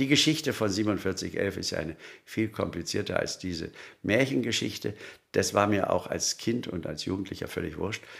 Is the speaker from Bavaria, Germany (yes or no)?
yes; Munich, Bavaria, Germany; als Münchner